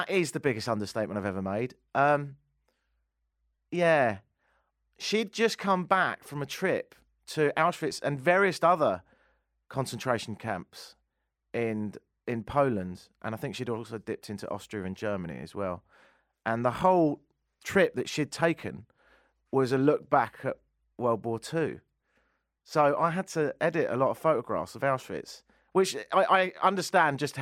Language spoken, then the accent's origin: English; United Kingdom; now in Canada; being a Brit